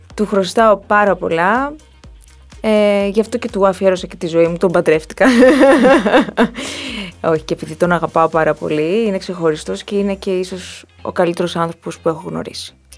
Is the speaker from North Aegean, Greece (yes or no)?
yes; Ikaria, North Aegean, Greece; moved away as an adult; now in Athens, Greece; εκεί ζουν όλες μου οι παιδικές αναμνήσεις, εκεί είναι το πατρικό μου σπίτι, εκεί ζουν οι γονείς μου